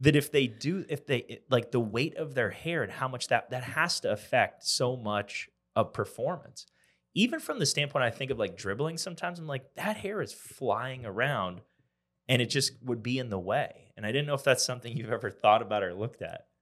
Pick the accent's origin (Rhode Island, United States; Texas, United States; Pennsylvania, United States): Pennsylvania, United States; now in Columbia, United States; I'm from Pennsylvania